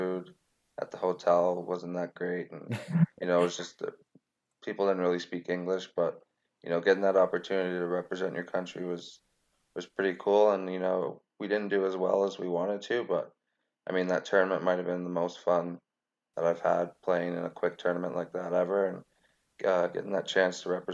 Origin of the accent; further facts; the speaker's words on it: Canada; a Canadian soccer player